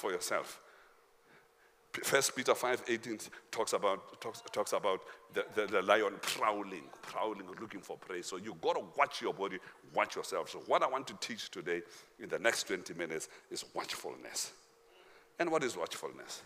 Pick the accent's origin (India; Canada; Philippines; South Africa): South Africa; we are South African